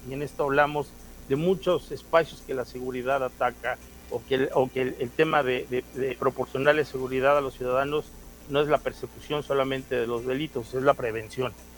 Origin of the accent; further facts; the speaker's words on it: Cuernavaca, Morelos, Mexico; also born or lived in Mexico City; Yo soy eh, originario de Cuernavaca, Morelos. Yo nací en la colonia Carolina.